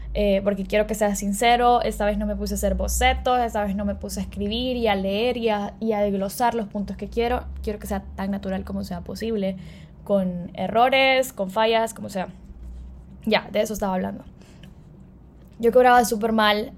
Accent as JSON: {"language": "Spanish", "country": "El Salvador", "said": "soy salvadoreña"}